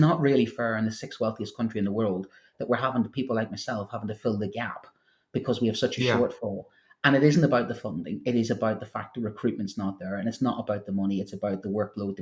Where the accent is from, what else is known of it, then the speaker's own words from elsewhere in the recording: Northern Ireland, United Kingdom; accent: Northern Irish; trying to do French with a Northern Irish accent